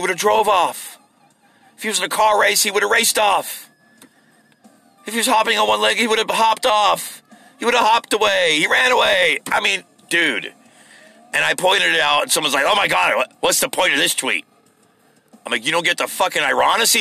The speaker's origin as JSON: {"language": "English", "country": "United States", "said": "I'm an American."}